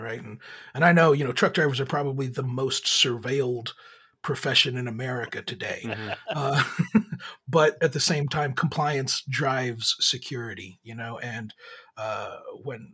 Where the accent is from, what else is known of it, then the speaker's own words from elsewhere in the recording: Laredo, Texas, United States; I'm actually from Laredo, Texas